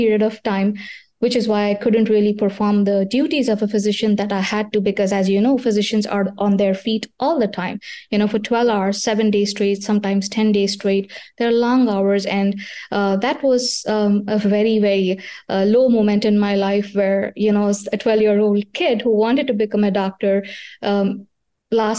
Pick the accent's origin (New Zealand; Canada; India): India; now in Pennsylvania, United States; I was born in India